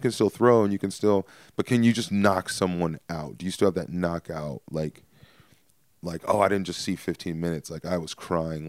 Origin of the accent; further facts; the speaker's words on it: Stockton, California, United States; I'm from Stockton